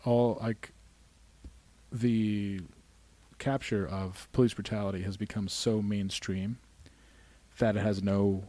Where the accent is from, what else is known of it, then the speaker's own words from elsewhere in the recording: Glens Falls, New York, United States; accent: Glens Falls; I just came from Glens Falls, and I you just had witnessed my Glens Falls accent.